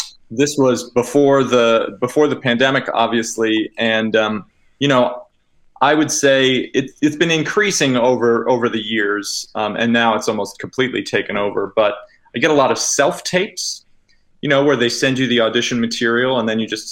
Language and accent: English; Massachusetts, United States; I'm originally from Massachusetts